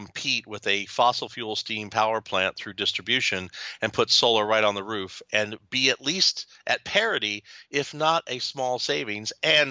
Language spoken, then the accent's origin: English; Louisville, Kentucky, United States; moved away; also born or lived in southern Ohio; I was born and raised in Louisville, Kentucky